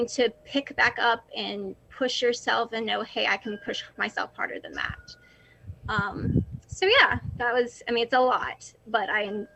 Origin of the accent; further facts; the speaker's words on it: North Carolina, United States; I'm originally from North Carolina. I've grown up here my entire life